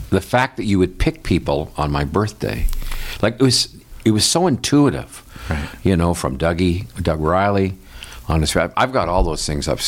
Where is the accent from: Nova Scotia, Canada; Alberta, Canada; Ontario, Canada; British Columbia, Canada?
British Columbia, Canada; Victoria; born there; Just a kid. I was born in Victoria. Just a kid.